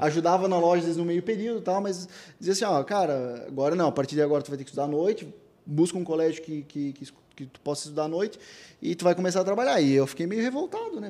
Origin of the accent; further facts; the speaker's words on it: Blumenau, Santa Catarina, Brazil; a gente nasceu em Blumenau